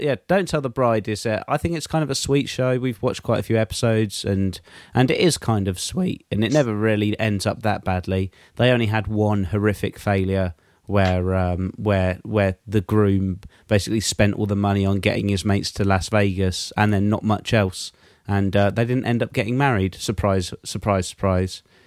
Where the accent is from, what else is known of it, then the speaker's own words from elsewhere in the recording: England, United Kingdom; me as an English person